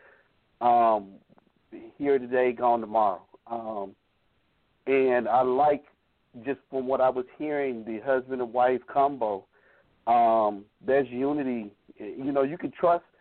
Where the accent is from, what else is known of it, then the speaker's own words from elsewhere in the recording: Atlanta, Georgia, United States; Being here from Atlanta, born and raised in Atlanta